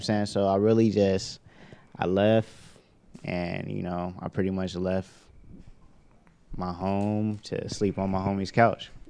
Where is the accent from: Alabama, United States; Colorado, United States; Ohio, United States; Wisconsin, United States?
Ohio, United States; Youngstown; also born or lived in Atlanta; now in Los Angeles, United States; I'm from Youngstown, Ohio. I left uh, my hometown probably like 2015, uh, and I relocated to Atlanta